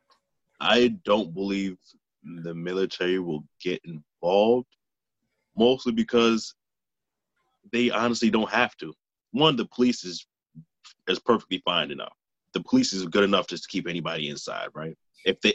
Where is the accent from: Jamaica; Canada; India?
Jamaica; I'm Jamaican